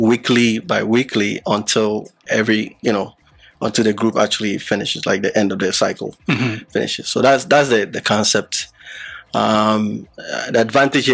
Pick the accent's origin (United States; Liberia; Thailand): Liberia; moved away; also born or lived in Ghana; I was born in Liberia, but my parents were from Ghana